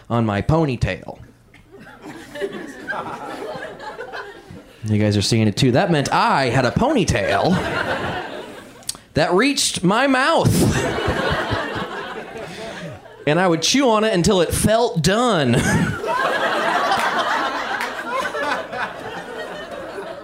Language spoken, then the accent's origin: English; Indiana, United States; I had a very weird childhood growing up in Indiana